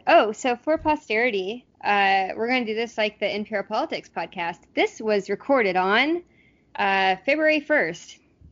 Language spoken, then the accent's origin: English; the South, United States; moved away; we're both from the South